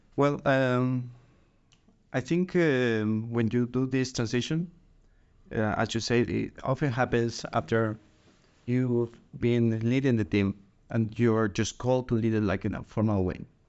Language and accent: English; Guatemala; moved away as an adult; now in Denmark; I'm originally from Guatemala, but I have been living in Denmark for